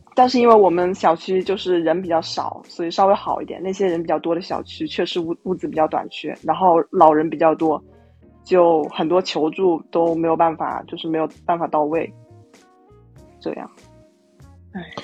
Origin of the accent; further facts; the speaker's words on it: Wuhan, Hubei, China; 首先我是武汉人，一九年年底的时候